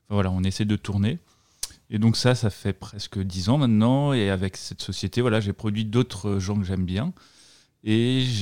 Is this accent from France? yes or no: yes; Brittany, France; bah, j'ai 36 ans maintenant, donc je suis né en 1986 en Bretagne.